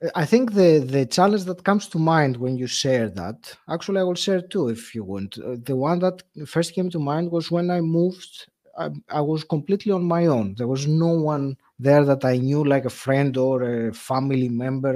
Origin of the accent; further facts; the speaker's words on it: Greece; moved away as an adult; now in United Kingdom; when I moved from Greece, which is my home country, yeah. to to the UK